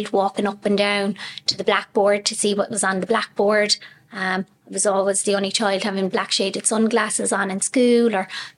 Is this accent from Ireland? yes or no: yes; Youghal, Munster, Ireland; I'm from Yall.